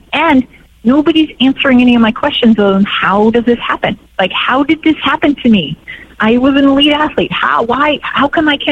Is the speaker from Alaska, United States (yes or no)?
no; Bay Area, California, United States; also born or lived in Santa Barbara / Spain; I'm from the Bay Area originally